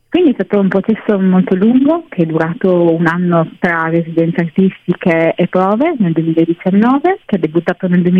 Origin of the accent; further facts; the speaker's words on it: Monfalcone, Friuli-Venezia Giulia, Italy; born there; adesso appunto ritorna a Monfalcone, la mia città natale